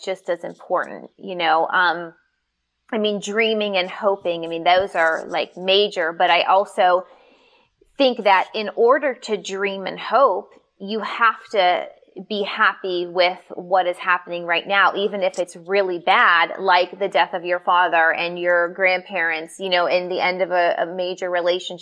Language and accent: English; Pittsburgh, Pennsylvania, United States; I'm from Pittsburgh, we're tough